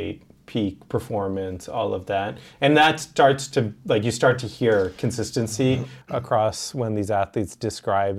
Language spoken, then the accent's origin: English; Boston, Massachusetts, United States; I grew up in Boston and loved the Celtics